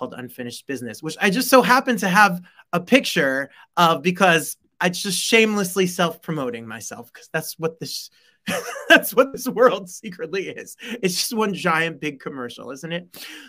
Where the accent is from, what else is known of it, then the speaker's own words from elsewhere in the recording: New Jersey, United States; I am from New Jersey. I do teach fifth grade. I am not related to Steve Bannon.